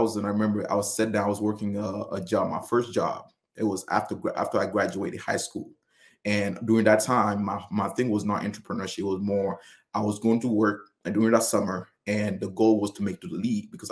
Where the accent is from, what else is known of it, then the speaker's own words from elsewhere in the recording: Senegal; moved away; I was born and raised in Senegal